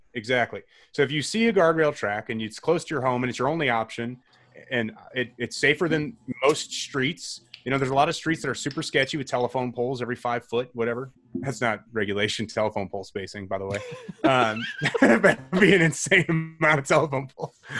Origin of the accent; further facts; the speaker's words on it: St. Charles, Illinois, United States; I grew up in a suburb called Saint Charles